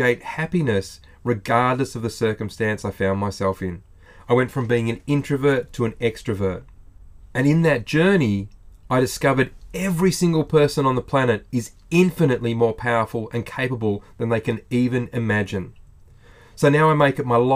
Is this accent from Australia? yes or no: yes; Australia